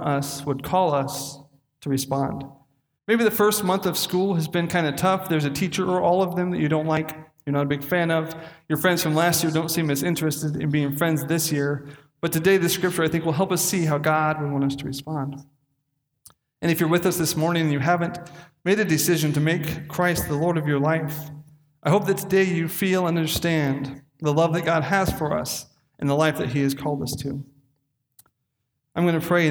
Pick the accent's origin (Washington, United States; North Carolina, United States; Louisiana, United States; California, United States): Washington, United States; Castle Rock; the end of the street I grew up on in Castle Rock, Washington, where 2,000 people live